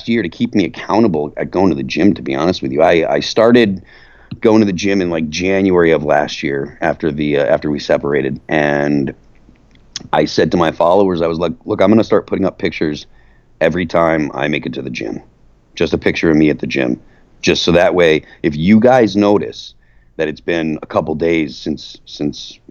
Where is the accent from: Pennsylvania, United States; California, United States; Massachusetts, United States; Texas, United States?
Massachusetts, United States; moved away; I'm from Massachusetts originally